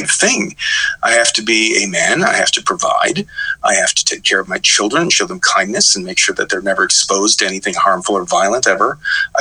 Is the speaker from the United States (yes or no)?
yes; Midwest, United States; moved away; I was from the Midwest. You know, I could tell you the various, you know, brand, you know, the various kinds of corn we used to feed cows